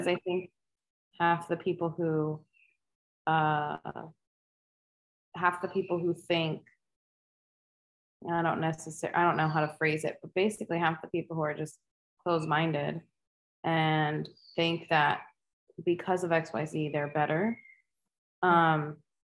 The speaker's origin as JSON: {"language": "English", "country": "United States", "said": "us mainland"}